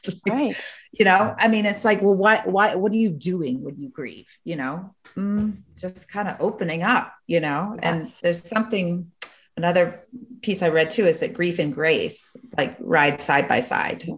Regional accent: Spartanburg, South Carolina, United States; I grew up in Spartanburg

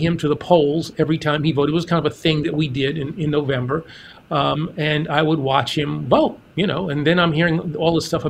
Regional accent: New York City, New York, United States; East Elmhurst, right near LaGuardia Airport.

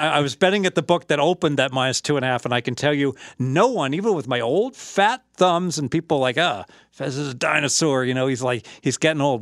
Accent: Southern Ohio, United States; I'm from Southern Ohio

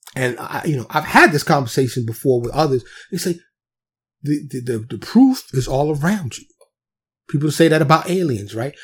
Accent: New York City, New York, United States; now in Dallas, United States; I'm from New York City, born and raised, but I live in Texas now, suburb of Dallas

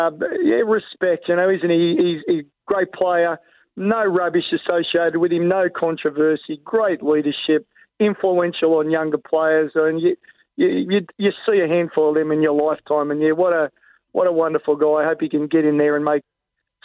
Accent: Bankstown, New South Wales, Australia; now in Gold Coast, Australia; I was born in Canterbury Hospital. I grew up in Bankstown and played junior rugby league in that area

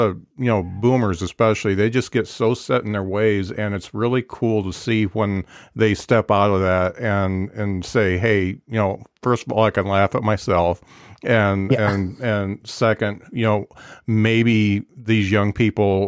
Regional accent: Indiana, United States; I was born and raised in Indiana

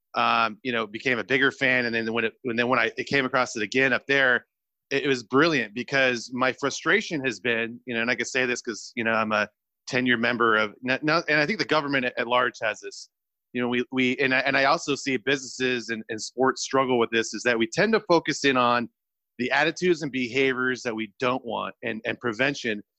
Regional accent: California, United States; I'm from California

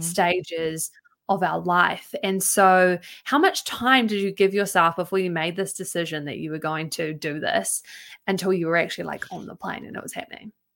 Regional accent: New Zealand; my circles that I've had growing up in New Zealand

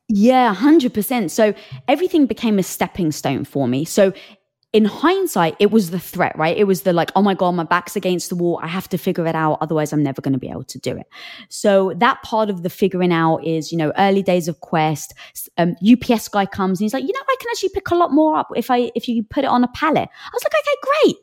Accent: England, United Kingdom; I'm from England

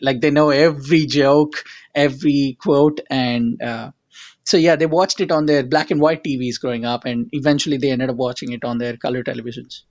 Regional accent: India; now in United States; I'm an immigrant from India

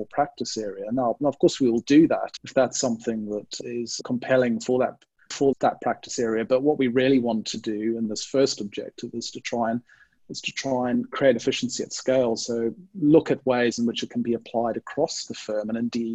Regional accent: Zimbabwe; also born or lived in United Kingdom; now in Sydney, Australia; I'm originally from Zimbabwe in Southern Africa. So people, if people are wondering about the strange accent, hopefully that will explain it.

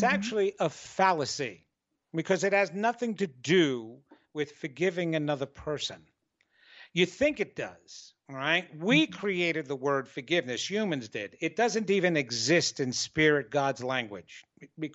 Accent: New York, United States; I'm arrogant from New York and Italian

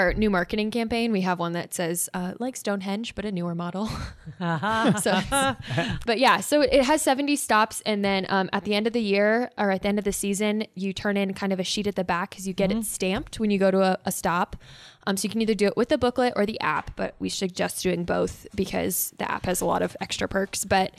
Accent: Fairbury, Nebraska, United States; I grew up in Fairbury, which is, there's Rock Creek Station, which is really close to where I grew up. And then I actually grew up on the Oregon Trail. My parents' house is on like the Oregon Trail markers.

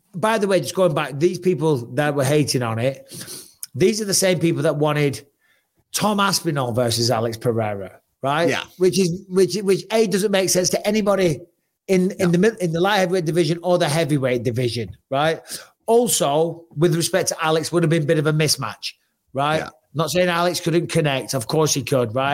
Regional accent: Clitheroe, North West England, United Kingdom; I'm from Clitheroe.

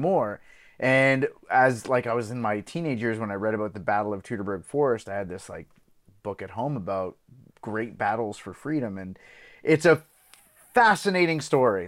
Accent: Belgium; I grew up in Belgium

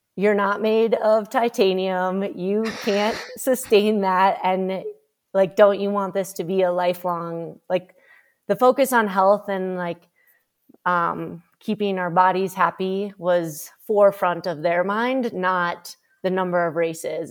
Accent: Minnesota, United States; I grew up in Minnesota

